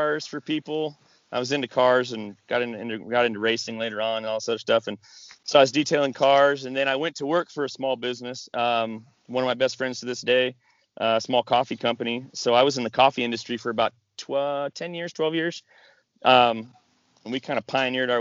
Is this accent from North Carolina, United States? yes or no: no; Washington, United States; moved away; I grew up in Washington and family in Alaska